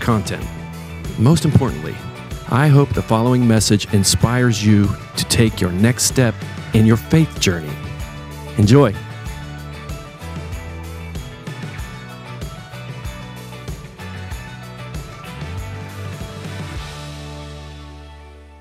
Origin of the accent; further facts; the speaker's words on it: Cumberland, Maryland, United States; moved away; I was from Cumberland, Maryland